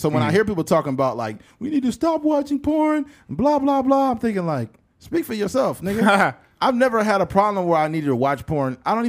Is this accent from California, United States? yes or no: yes; Bakersfield, California, United States; we are from Bakersfield, California.